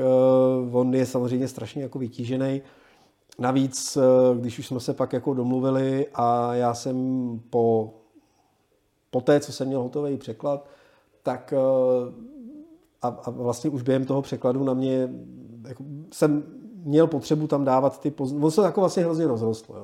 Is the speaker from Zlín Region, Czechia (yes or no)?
no; Prague, Czechia